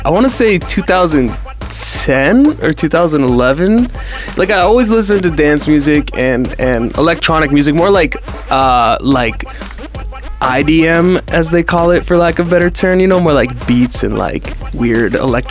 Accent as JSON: {"language": "English", "region": "New Hampshire", "country": "United States", "said": "I'm from New Hampshire."}